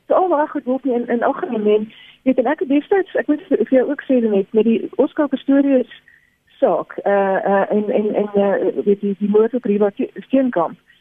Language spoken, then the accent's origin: Afrikaans; South Africa